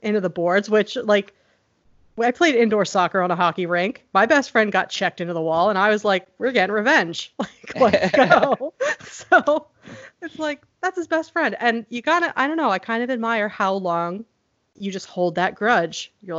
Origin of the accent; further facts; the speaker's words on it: Pennsylvania, United States; Yeah, because I grew up in Pennsylvania, and we had like AOL dial-up and no cable or anything.